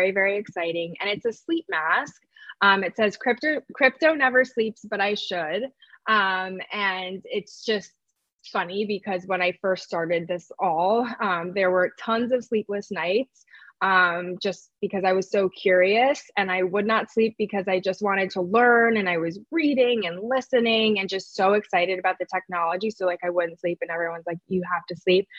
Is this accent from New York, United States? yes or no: yes; New York City, New York, United States; I grew up in New York City